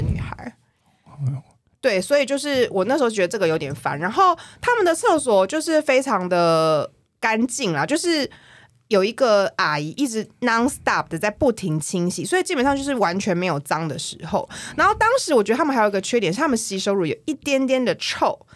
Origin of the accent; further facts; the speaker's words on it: Taipei, Taiwan; 我是台北人